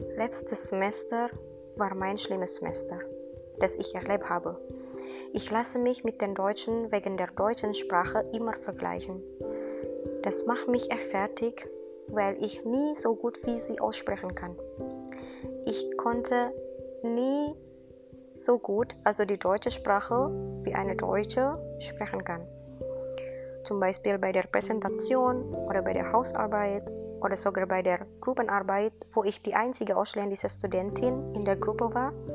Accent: Indonesia; German is a second language; moved away as an adult; now in Giessen, Germany; ich komme aus Indonesien

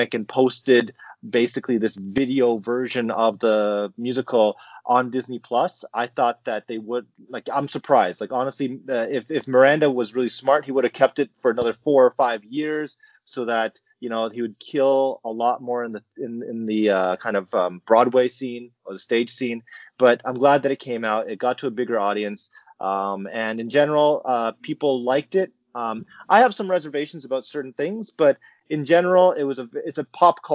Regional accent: Canada; as a Canadian

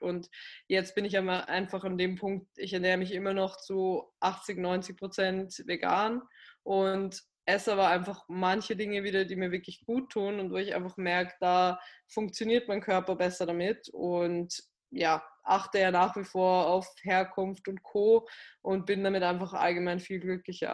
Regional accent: Graz, Styria, Austria; moved away as an adult; now in Vienna, Austria; in meiner Heimatstadt, also in Graz, das ist in Südösterreich

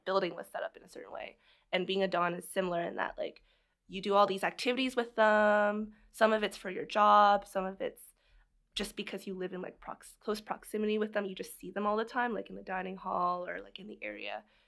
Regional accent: Barrie, Ontario, Canada; also born or lived in Scarborough, Toronto; I lived in Scarborough until I was, like, two, and then we moved to Barrie, Ontario, because we could actually afford to buy a house there

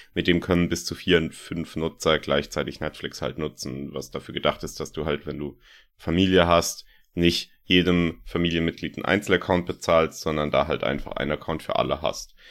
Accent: Landau, Rhineland-Palatinate, Germany; von meiner Heimatstadt, von Landau aus

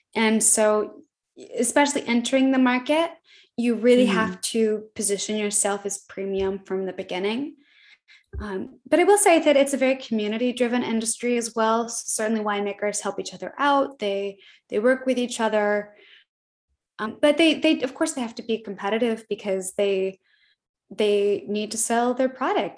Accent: Midwest, United States; I'm from the Midwest. I I have a lot of humility and is how I was raised

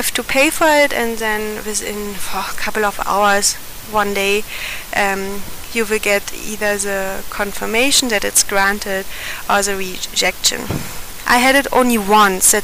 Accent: Germany; moved away as an adult; now in India

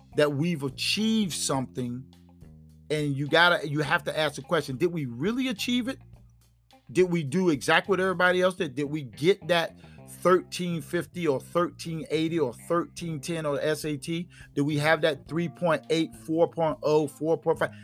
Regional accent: United States; as a black man living in this country, I am an American. Okay, this is my country.

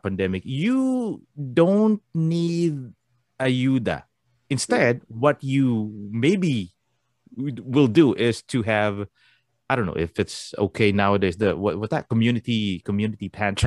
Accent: Philippines; moved away; Us Filipinos

